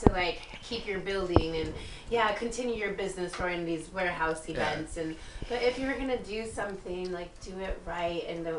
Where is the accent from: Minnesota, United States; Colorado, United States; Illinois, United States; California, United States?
California, United States; Whittier; lot of tweakers in Whittier. Let me tell you, and I'm from Whittier.